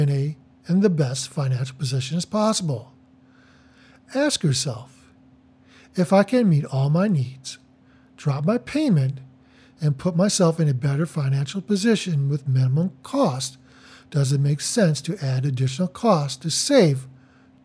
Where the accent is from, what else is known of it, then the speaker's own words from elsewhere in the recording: Detroit, Michigan, United States; I am from Metro Detroit